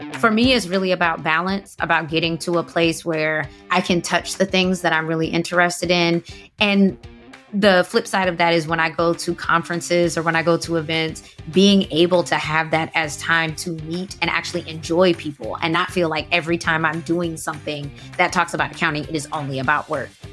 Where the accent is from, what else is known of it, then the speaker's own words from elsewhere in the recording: Atlanta, Georgia, United States; moved away as an adult; now in Washington, D.C., United States; I'm from Atlanta, so I did corporate accounting there, decided to move to D C.